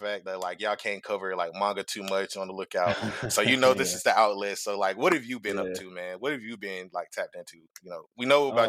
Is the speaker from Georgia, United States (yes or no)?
yes; Atlanta, Georgia, United States; I'm from Atlanta